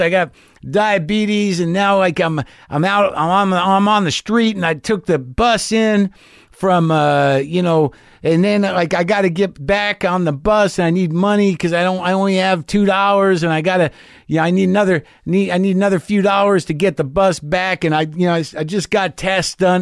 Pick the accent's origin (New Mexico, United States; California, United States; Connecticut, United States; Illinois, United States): New Mexico, United States; I grew up in New Mexico